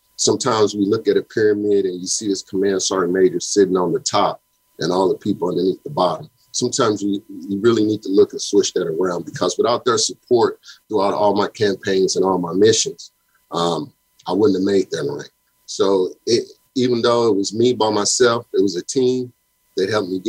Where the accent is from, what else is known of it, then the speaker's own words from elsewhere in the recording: St. Louis, Missouri, United States; As a young boy growing up in St. Louis, Missouri